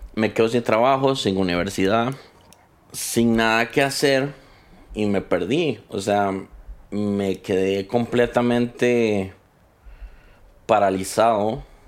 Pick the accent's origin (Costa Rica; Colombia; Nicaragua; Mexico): Costa Rica; Soy costarricense